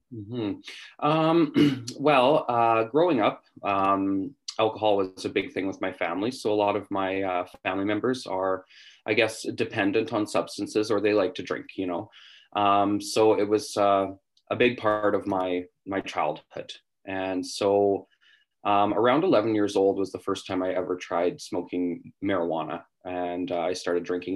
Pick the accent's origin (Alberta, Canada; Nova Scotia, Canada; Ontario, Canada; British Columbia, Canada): British Columbia, Canada; West Kootenays; moved away as an adult; now in Vancouver, Canada; I'm from the West Kootenays, uh, which is about seven hours out of Vancouver